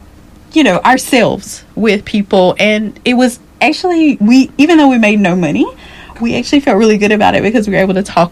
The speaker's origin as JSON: {"language": "English", "region": "North Carolina", "country": "United States", "moved": "yes", "lives_now": "Australia", "said": "we have more pigs than humans in North Carolina."}